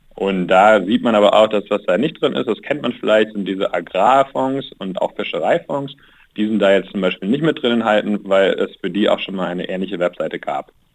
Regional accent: Germany; Deutschland, ich spreche Deutsch, ich, ich, bin Deutscher

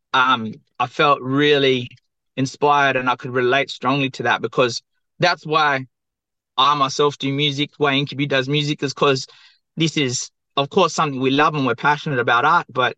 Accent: Perth, Western Australia, Australia; I'm from the southwest of Western Australia, Boorloo, or Perth. And my mob are Noongar

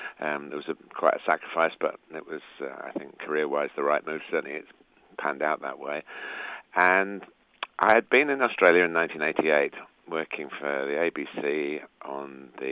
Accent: England, United Kingdom; As an Englishman

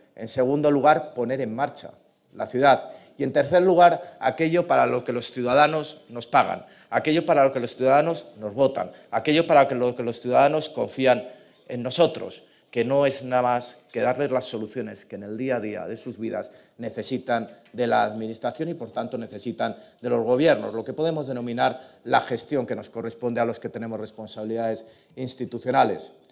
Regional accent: Madrid, Community of Madrid, Spain; ser alcalde de mi pueblo

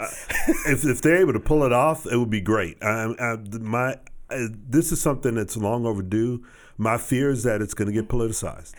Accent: Texas, United States; my hometown and through that area where when I was growing up

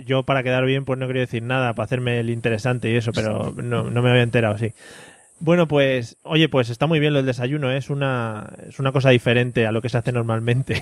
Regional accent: Madrid, Community of Madrid, Spain; los que somos madrileños

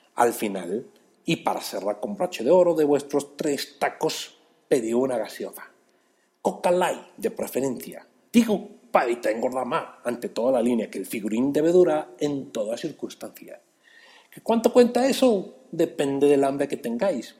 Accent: Mexico City, Mexico; yo soy ese chilango

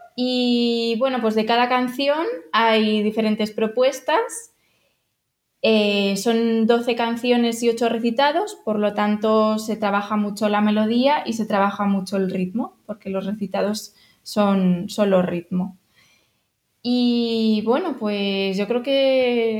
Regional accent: Madrid, Community of Madrid, Spain; moved away as an adult; somos de Madrid

